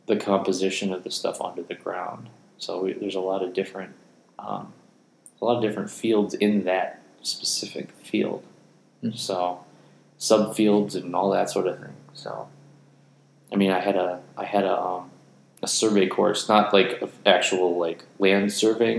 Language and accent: English; Chicago, Illinois, United States; we're from Chicago